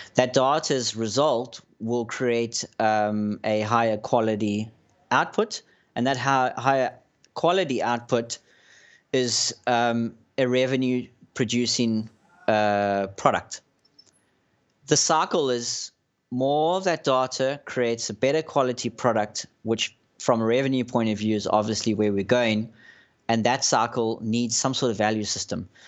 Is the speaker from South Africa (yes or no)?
yes; South Africa; my background is, I'm South African